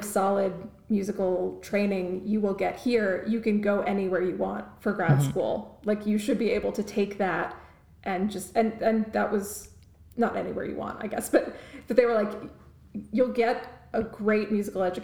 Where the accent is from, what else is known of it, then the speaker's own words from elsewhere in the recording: New Jersey, United States; moved away as an adult; also born or lived in Maryland / California; I grew up in New Jersey